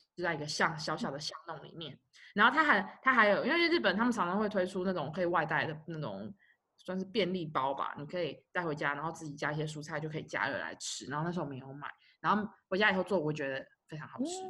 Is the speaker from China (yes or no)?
no; Taipei, Taiwan; 因为我们从小就在那边长大